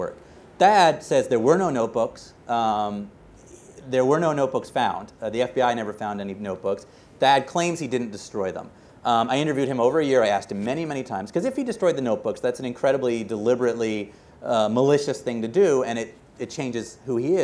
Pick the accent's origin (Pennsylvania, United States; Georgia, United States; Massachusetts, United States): Massachusetts, United States; Boston; the Boston Globe, my hometown paper